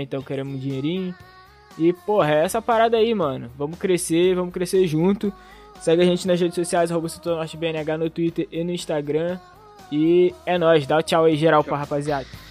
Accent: Rio de Janeiro, Brazil; a gente é do Rio

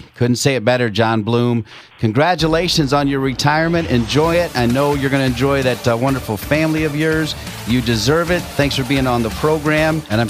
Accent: Ohio, United States; now in Cary, United States; growing up around Ohio

